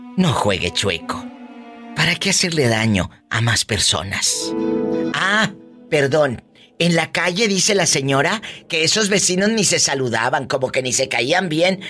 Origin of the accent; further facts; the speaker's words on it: Matamoros, Tamaulipas, Mexico; en mi tierra, en Matamoros, Tamaulipas